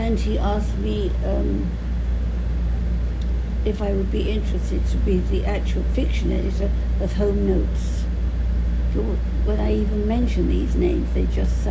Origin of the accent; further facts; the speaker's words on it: London, United Kingdom; accent: Cockney; also born or lived in Clapton; now in United States; I grew up in the East End